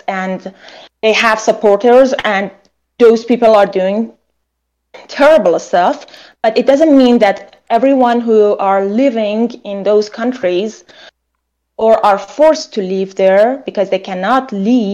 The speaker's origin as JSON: {"language": "English", "country": "Iran", "moved": "yes", "said": "I'm from Iran"}